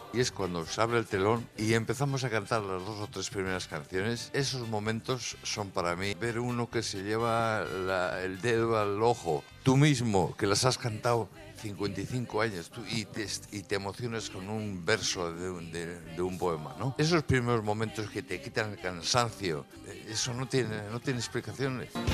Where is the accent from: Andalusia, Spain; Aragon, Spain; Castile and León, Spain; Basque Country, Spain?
Basque Country, Spain; Bilbao; pues será mi, mi pueblo